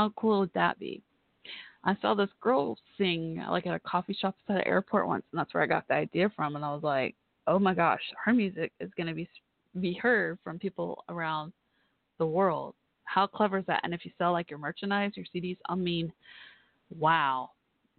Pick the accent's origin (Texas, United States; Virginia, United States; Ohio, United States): Texas, United States; Irving; accent: southern; I grew up in Irving, where the old Texas Stadium, old Cowboys Stadium called Texas Stadium was